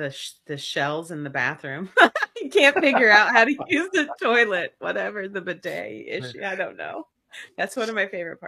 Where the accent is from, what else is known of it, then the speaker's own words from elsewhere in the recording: Kentucky, United States; accent: Southern; also born or lived in Las Vegas, Nevada; because I am from Kentucky and I grew up on the Kentucky music highway